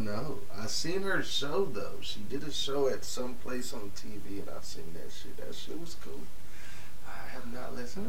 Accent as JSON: {"language": "English", "town": "Cleveland", "region": "Ohio", "country": "United States", "said": "I'm from Cleveland"}